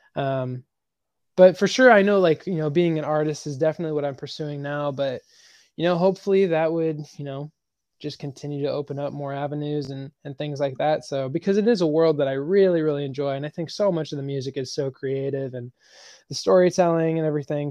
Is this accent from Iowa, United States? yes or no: no; Nebraska, United States; moved away as an adult; now in Nashville, United States; when I moved from Nebraska to Nashville